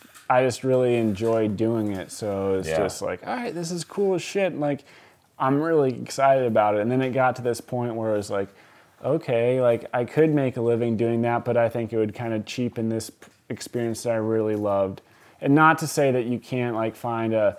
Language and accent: English; Columbia River Gorge, Oregon, United States; moved away as an adult; also born or lived in New York; I grew up out here in the Columbia River Gorge, snowboarding and skateboarding